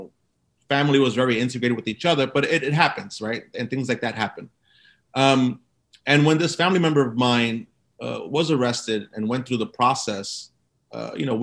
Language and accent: English; New York City, New York, United States; So I grew up in Brooklyn and I grew up in a community called East New York.